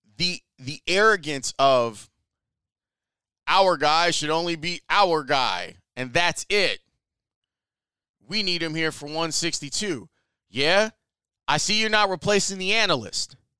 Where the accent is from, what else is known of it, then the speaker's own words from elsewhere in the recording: Chicago, Illinois, United States; also born or lived in Kenwood, Chicago / Hyde Park, Chicago / Woodlawn, Chicago; I grew up in Roseland.